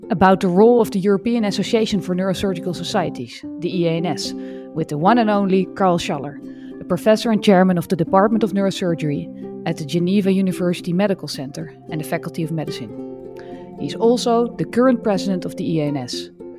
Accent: Netherlands; I'm a neurosurgeon from the Netherlands.

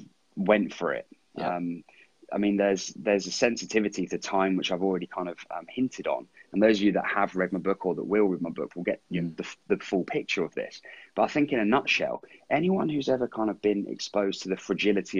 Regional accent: Andover, South East England, United Kingdom; also born or lived in New Zealand; I was born and raised in my hometown, Andover in Hampshire.

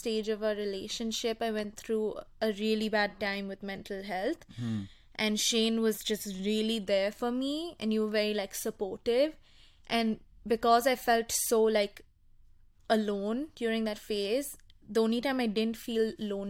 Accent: India; I'm Indian.

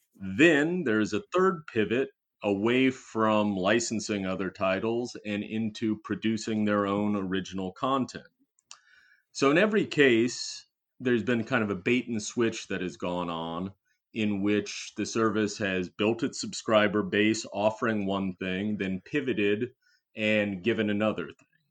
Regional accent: Cincinnati, Ohio, United States; my hometown of Cincinnati.

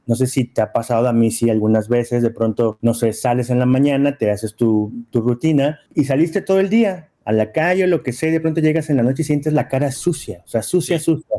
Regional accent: Poza Rica, Veracruz, Mexico; moved away; yo soy aparte de Veracruz, de Poza Rica, Veracruz

